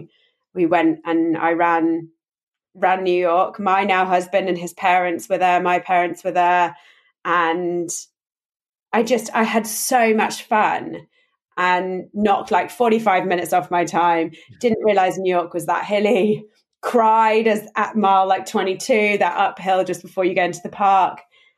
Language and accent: English; London, United Kingdom; I'm from London. I grew up in London.